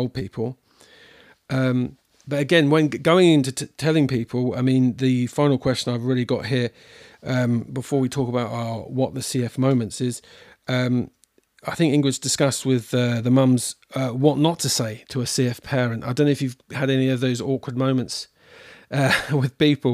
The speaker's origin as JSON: {"language": "English", "country": "United Kingdom", "moved": "yes", "lives_now": "New Zealand", "said": "as you probably tell by my accent, all our family is abroad in the UK"}